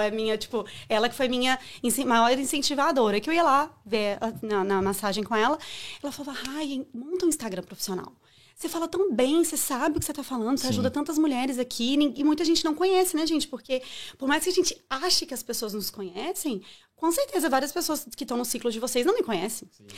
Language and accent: Portuguese; Viçosa, Minas Gerais, Brazil; moved away; also born or lived in São Paulo / Belo Horizonte; nasci em São Paulo, mas fui muito nova para Viçosa, então eu cresci em Minas